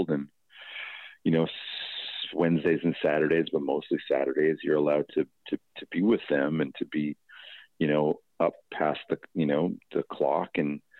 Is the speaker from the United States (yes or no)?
no; Toronto, Ontario, Canada; my hometown, Toronto. Well, my hometown is Etobicoke, I guess.